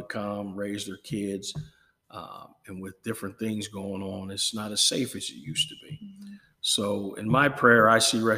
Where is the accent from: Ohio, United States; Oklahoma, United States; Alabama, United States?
Ohio, United States; Akron; now in Chillicothe, United States; I grew up in Akron